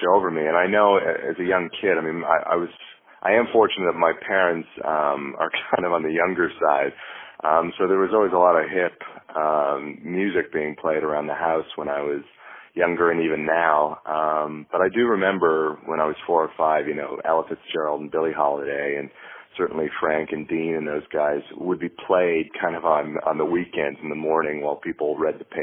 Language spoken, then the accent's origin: English; Halifax, Nova Scotia, Canada; moved away as an adult; also born or lived in New York City, United States; now in Los Angeles, United States; I grew up on the east coast of Canada, a small city, Halifax, Nova Scotia.